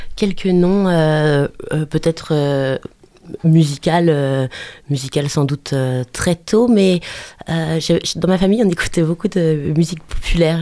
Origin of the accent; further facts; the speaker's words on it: Angers, Pays de la Loire, France; je suis du terroir. Je suis né à Angers. je suis né à Angers, euh, dans, au quartier Montplaisir. Et puis ensuite, j'ai vécu toujours dans, autour d'Angers, oui.